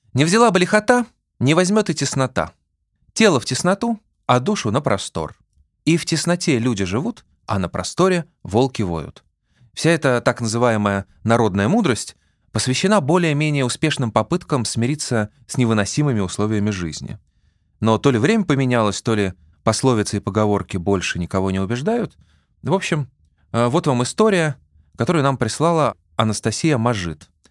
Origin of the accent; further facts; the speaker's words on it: Saint Petersburg, Russia; Я, кстати, вырос в Петербурге в доме типа «Корабль»